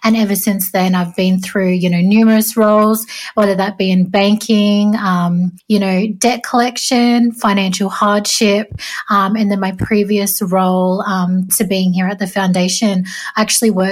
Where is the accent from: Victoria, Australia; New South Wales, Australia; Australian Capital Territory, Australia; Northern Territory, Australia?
New South Wales, Australia; Sydney; also born or lived in southeast Queensland; I'm a proud Jarrawal Waka Waka and Willy Willy woman from southeast Queensland, and I grew up in Western Sydney down on Dari country